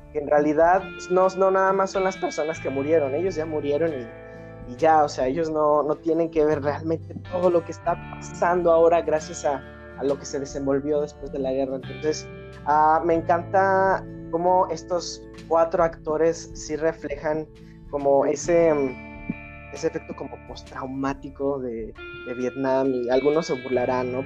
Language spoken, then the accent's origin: Spanish; Mexico; yo como mexicano